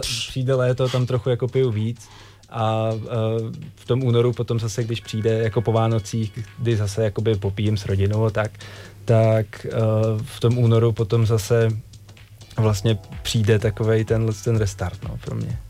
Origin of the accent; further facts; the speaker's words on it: Czechia; tady u nás v Čechách